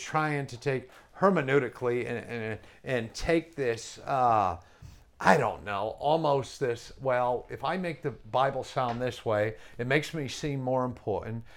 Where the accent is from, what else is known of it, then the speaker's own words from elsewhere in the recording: New England, United States; I'm from New England, and I don't know why I talk fast, but I do. It's, it's just part of coming up in New England